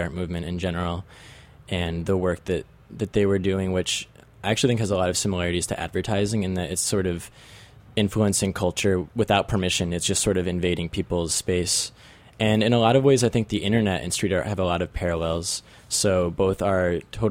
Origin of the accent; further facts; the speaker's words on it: Marlborough, New York, United States; I grew up in Marlborough, New York, which is about 75 miles north of New York City.